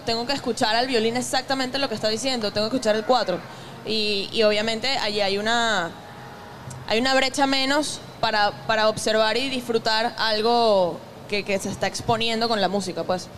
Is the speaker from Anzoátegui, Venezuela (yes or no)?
yes; Puerto La Cruz, Anzoátegui, Venezuela; also born or lived in Ciudad Bolívar / Zaraza, Guárico; yo no crecí en el llano, yo crecí en Puerto La Cruz, soy de Ciudad Bolívar, nací en Ciudad Bolívar